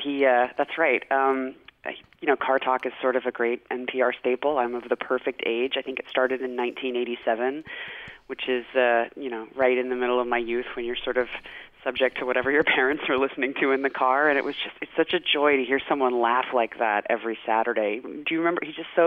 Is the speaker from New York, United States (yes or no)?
no; South Carolina, United States; And of course, you know, when you're growing up in Gwinnett County, South Carolina, you don't hear a lot of Boston accents.